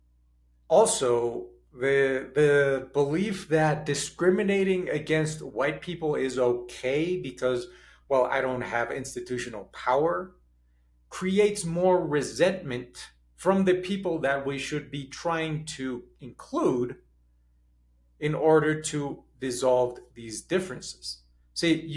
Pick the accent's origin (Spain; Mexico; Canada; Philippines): Mexico; also born or lived in United States; I was born in the United States. And immediately as a young kid, when I was 4 years old, we moved to Mexico.